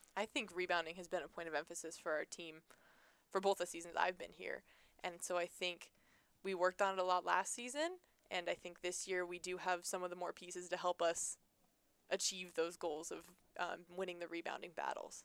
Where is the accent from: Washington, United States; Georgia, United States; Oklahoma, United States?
Washington, United States; Seattle; moved away; I was from Seattle, played there